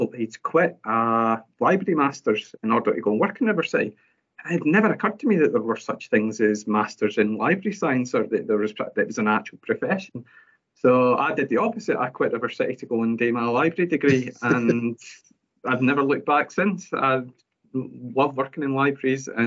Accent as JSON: {"language": "English", "town": "Hamilton", "region": "Scotland", "country": "United Kingdom", "tie": "born or raised there", "said": "I grew up in Hamilton"}